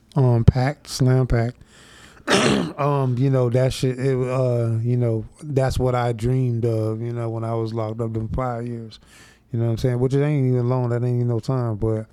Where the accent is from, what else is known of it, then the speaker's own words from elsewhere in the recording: DeLand, Florida, United States; I grew up in Deland around nothing but Crips and G's